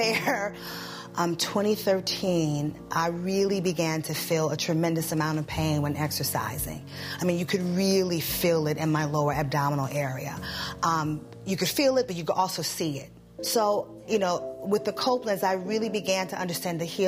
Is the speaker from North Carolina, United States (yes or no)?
no; New York City, New York, United States; I'm from New York City